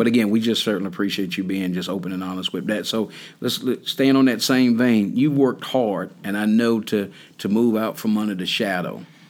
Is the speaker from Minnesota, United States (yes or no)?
no; North Carolina, United States; me growing up in North Carolina.